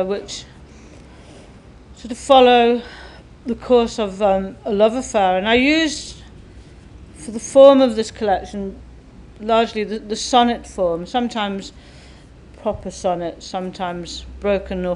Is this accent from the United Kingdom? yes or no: yes; England, United Kingdom; my mother, who was from an Irish family, grew up in Scotland, and then I grew up in England